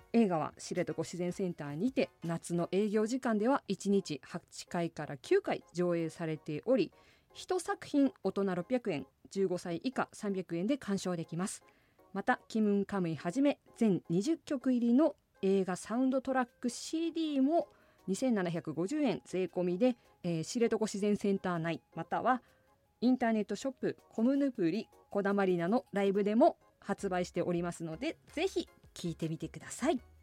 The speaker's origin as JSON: {"language": "Japanese", "town": "Asahikawa", "region": "Hokkaido", "country": "Japan", "tie": "born or raised there", "said": "私の出身地でもあります"}